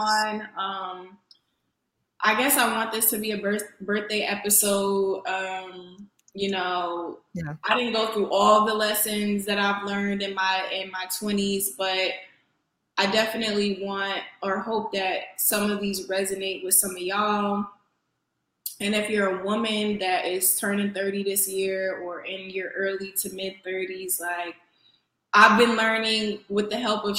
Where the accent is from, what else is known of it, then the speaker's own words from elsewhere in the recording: New Haven, Connecticut, United States; moved away; I am a girl from New Haven, Connecticut. I'm very much still from the East Coast